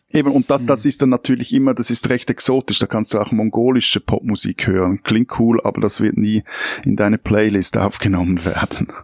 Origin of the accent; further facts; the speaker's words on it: Switzerland; meiner Schweizer Optik